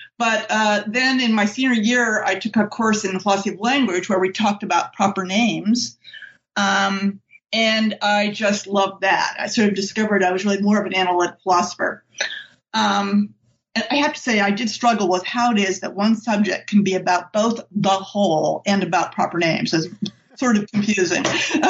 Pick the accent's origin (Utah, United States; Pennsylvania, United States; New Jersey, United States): Pennsylvania, United States; State College; I'm from State College, Pennsylvania, and that's the town where Penn State is.